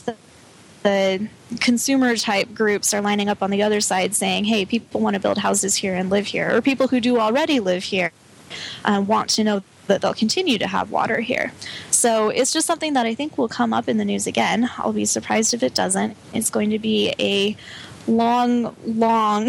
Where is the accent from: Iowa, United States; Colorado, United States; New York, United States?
Colorado, United States; I grew up in Colorado